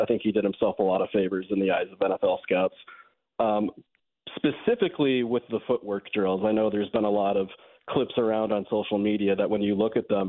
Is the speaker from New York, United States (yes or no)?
no; Gurnee, Illinois, United States; Well, I wouldn't say Chicago. I would say very northern suburbs, Gurnee, Zion area. But, yeah, grew up a Bears fan